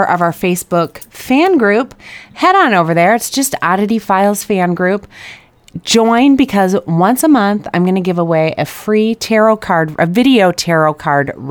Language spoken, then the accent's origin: English; Chicago, Illinois, United States; I grew up in Chicagoland